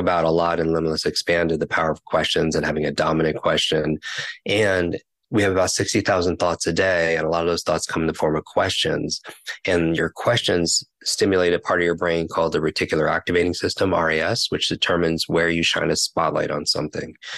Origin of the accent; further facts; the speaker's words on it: New York, United States; I'm from New York